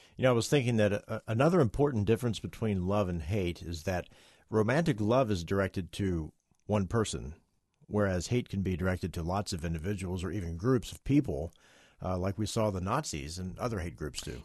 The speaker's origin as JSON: {"language": "English", "region": "West Virginia", "country": "United States", "said": "I'm from West Virginia"}